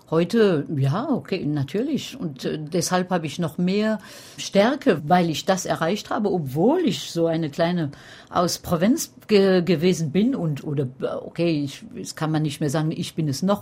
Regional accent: France; now in Paris, France; Ich bin Französin, ja, wohne in Paris, aber Pariserin nein.

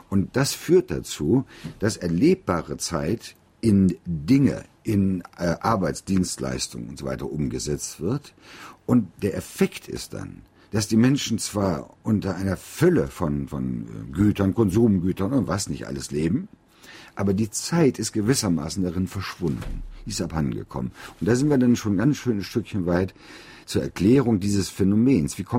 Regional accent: North Rhine-Westphalia, Germany; in meiner Heimat im Bergischen Land

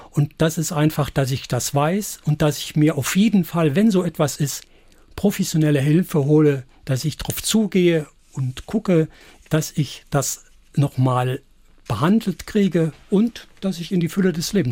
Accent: Saarland, Germany; Ja, und da sind wir Saarländer, glaube ich, ja doch die Richtige.

